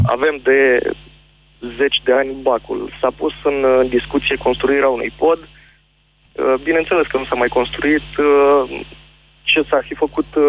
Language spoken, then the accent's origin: Romanian; Galați, Galați County, Romania; Eu vă sunt din Galați